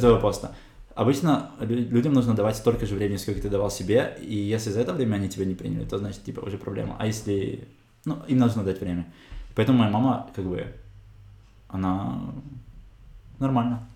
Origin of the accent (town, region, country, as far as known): Kazakhstan; moved away as an adult; also born or lived in Germany; now in Israel